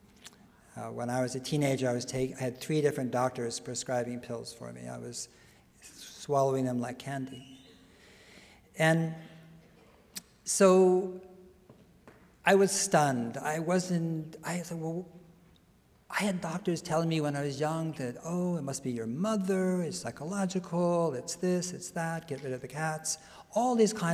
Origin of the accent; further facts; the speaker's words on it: San Mateo, California, United States; I was born in San Mateo